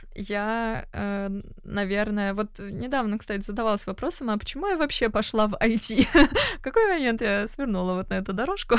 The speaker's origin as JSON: {"language": "Russian", "region": "Moscow", "country": "Russia", "tie": "born or raised there", "moved": "as an adult", "lives_now": "London, United Kingdom", "said": "я родилась в Москве, я люблю Москву"}